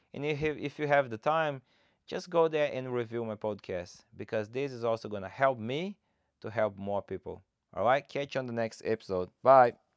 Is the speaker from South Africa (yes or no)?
no; Brazil; English is a second language; moved away; I'm originally from Brazil. that's why I have this funny accent.